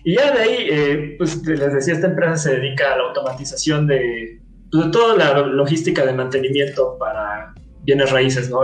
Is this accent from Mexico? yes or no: yes; Mexico; soy mexicano